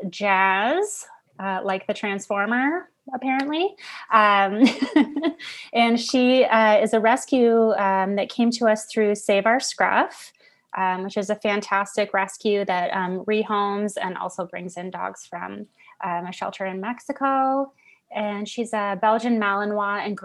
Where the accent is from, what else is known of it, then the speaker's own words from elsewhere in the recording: Newmarket, Ontario, Canada; now in Aurora, Canada; I grew up in Newmarket